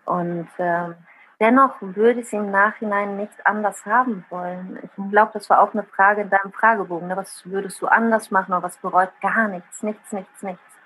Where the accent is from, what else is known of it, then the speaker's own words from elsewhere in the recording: Bad Honnef, North Rhine-Westphalia, Germany; first language Italian; German is a second language; also born or lived in southern Italy / Bonn; Ich bin in Bad Tonnef am Rhein geboren, also hier auf der anderen Rheinseite